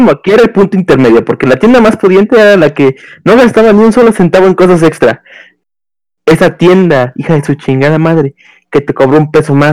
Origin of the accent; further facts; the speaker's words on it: Mexico; siendo mexicano